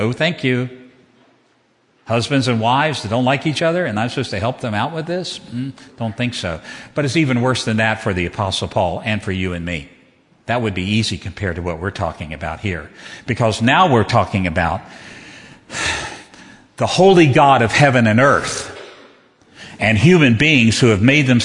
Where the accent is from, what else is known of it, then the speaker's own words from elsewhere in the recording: Southwest Virginia, United States; Southwest Virginia, that is Southern